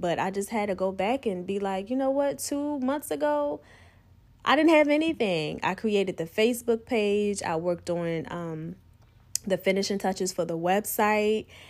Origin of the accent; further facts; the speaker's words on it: United States; growing up on the Eastern Shore